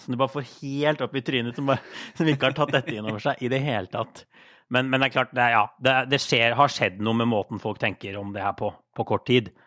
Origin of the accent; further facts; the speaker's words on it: Drammen, Buskerud, Norway; moved away as an adult; also born or lived in Brussels / New York; now in Brooklyn, United States; i Drammen, der jeg er fra